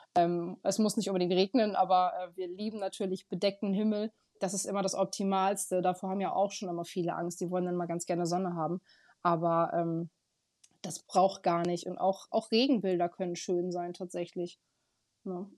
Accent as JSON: {"language": "German", "town": "Aurich", "region": "Lower Saxony", "country": "Germany", "said": "ich komme aus Aurich, fotografiere hier Hochzeiten"}